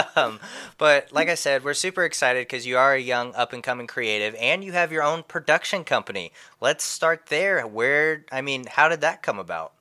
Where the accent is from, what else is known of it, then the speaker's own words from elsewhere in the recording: Indiana, United States; moved away; I'm originally from Indiana, and it's always been a dream of mine to go back to the home state